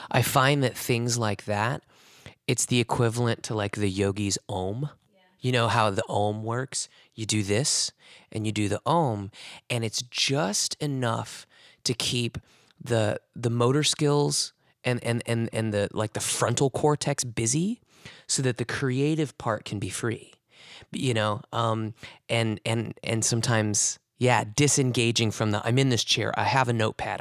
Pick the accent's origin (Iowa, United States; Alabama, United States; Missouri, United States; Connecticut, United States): Missouri, United States; Springfield; moved away as an adult; growing up in Springfield, Missouri